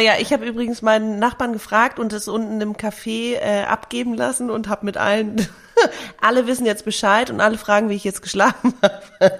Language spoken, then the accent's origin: German; Hamburg, Germany; meiner Heimatstadt Hamburg